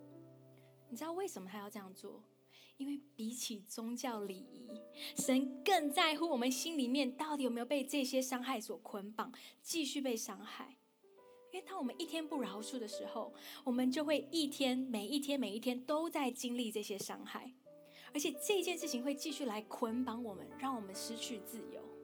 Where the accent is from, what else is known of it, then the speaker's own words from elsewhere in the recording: Taiwan; 跟我一样在台湾长大